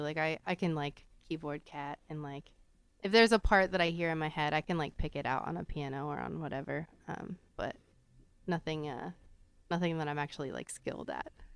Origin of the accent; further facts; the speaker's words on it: Phoenix, Arizona, United States; also born or lived in Austin, Texas; I was born in Austin, so I came out to Phoenix when I was about eleven, um, and kinda, like, I bounced back and forth between the two a little bit